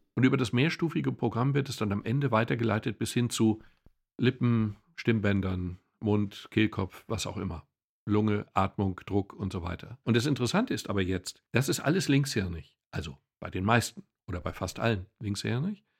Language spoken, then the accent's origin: German; Ruhr area, North Rhine-Westphalia, Germany; Ich komme aus dem Ruhrgebiet